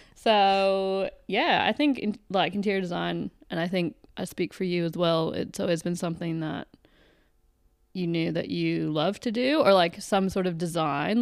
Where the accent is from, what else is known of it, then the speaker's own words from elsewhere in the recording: Canada; moved away as an adult; I am Canadian. So, I've lived here for eight years